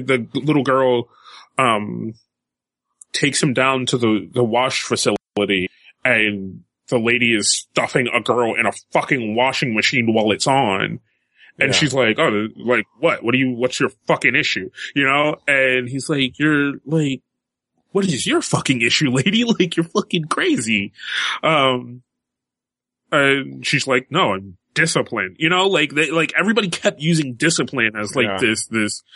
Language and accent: English; United States; as an American